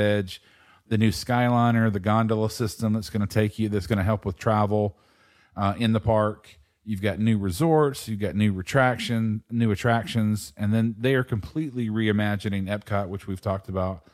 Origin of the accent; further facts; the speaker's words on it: East Coast, United States; I, growing up on the East Coast